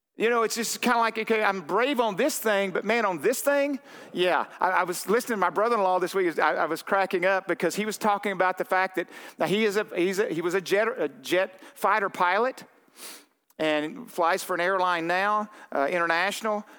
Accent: Arkansas, United States; moved away; I'm from Arkansas. I was there too long

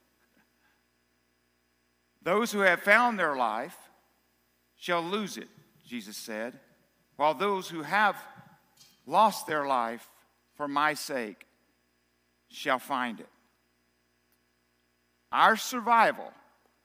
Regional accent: South Arkansas, United States; I'm from South Arkansas

